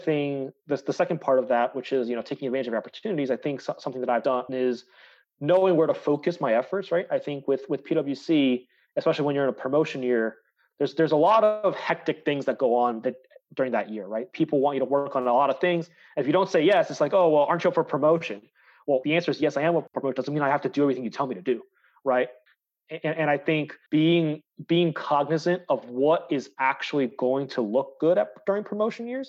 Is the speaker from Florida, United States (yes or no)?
yes; Tampa, Florida, United States; moved away as an adult; also born or lived in Chicago; I grew up in Tampa, Florida